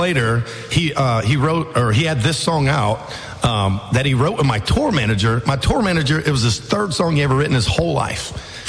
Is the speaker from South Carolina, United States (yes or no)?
yes; Hopkins, South Carolina, United States; moved away as an adult; also born or lived in Nashville; I grew up in Hopkins, so just one town over.